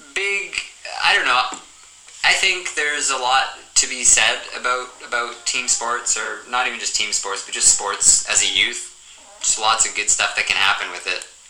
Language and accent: English; Northern Ontario, Canada; we're, we're from Northern Ontario.